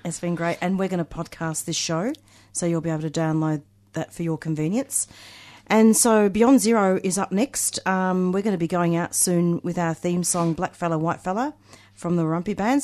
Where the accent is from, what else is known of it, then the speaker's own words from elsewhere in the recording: Melbourne, Victoria, Australia; also born or lived in Reservoir; I used to go to school in Coburg